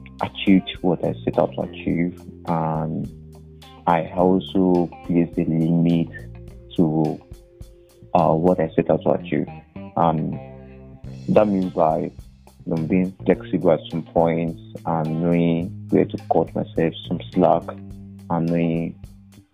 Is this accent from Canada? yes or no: no; Nigeria; I pride in being Nigerian.